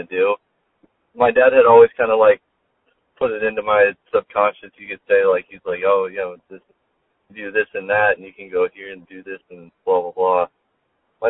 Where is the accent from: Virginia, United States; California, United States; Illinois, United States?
California, United States; San Diego; also born or lived in Marietta / Boulder, Colorado; I'm from North County, San Diego